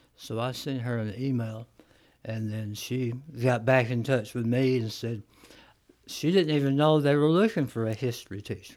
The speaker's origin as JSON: {"language": "English", "town": "Florence", "region": "Alabama", "country": "United States", "also_born_or_lived": "Columbia, Tennessee", "said": "I'm from uh, the Florence area, mm-hmm. so I have uh, a connection to North Alabama since I've lived here. Um, roughly about 40 years"}